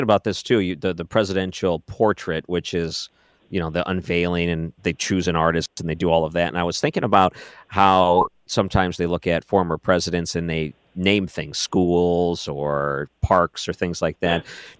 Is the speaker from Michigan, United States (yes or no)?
yes; Taylor, Michigan, United States; I grew up in a town outside Detroit that was named after a president, and the two high schools were also named after a president. So I grew up in Taylor. So Taylor is the city.